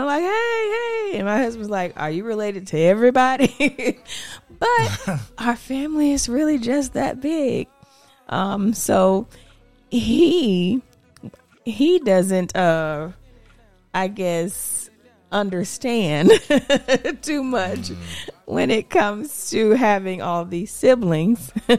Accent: Georgia, United States; also born or lived in Punta Gorda, Florida; I would say I was born in Florida. I'm from a little town called Punta Gorda, Florida. And I spent majority of my time, my dad moved us from Florida, I think I was like 4 or 5, and I started kindergarten in Georgia.

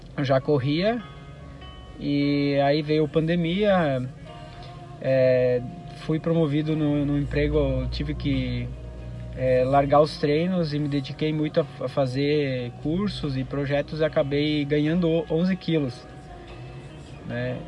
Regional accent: Nova Alvorada, Rio Grande do Sul, Brazil; eu sou do, da cidade de Nova Alvorada, do interior, próximo a Passo Fundo

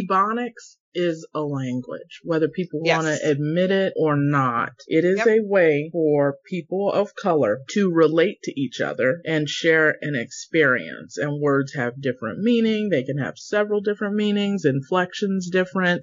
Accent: Central Florida, United States; I grew up in Central Florida

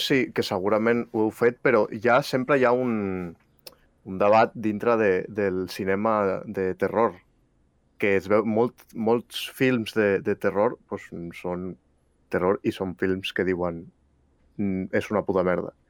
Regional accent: Catalonia, Spain; som catalans

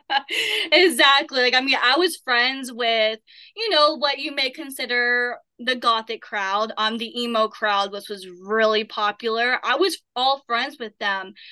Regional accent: Appalachian Mountains, Southern Appalachia, United States; I have been born and raised in Appalachia Mountains

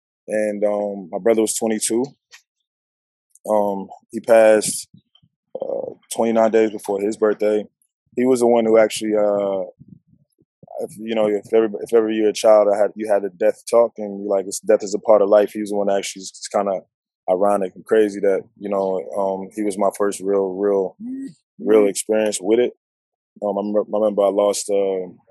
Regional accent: New Jersey, United States; moved away; also born or lived in Virginia; I'm from Jersey originally. Went to high school in Virginia

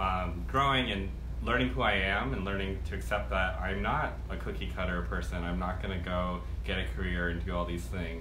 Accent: Maine, United States; I'm from Maine

